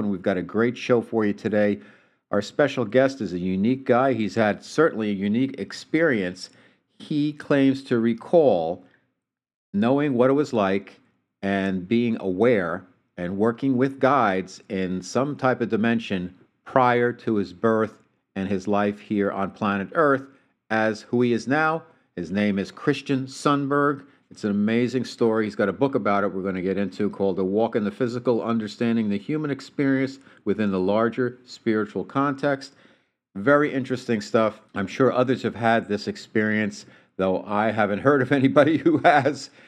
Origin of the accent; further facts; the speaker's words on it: United States; now in San Diego, United States; I'm from New York in the New Jersey area